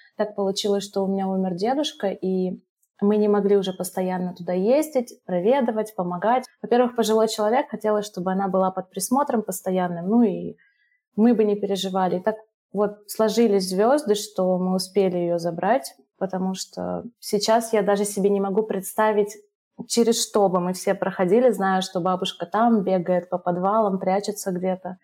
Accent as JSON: {"language": "Russian", "country": "Russia", "tie": "born or raised there", "also_born_or_lived": "Ivano-Frankivsk, Ukraine / Sri Lanka / Dubai, United Arab Emirates / Brazil", "moved": "as an adult", "said": "мы жили там до моих трех лет, потом, когда распался Союз, через пару лет мы переехали э, в Россию к маминой семье"}